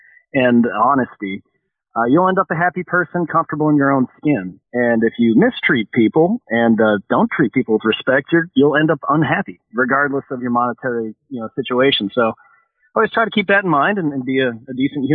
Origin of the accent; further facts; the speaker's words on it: Chicago, Illinois, United States; growing up in Chicago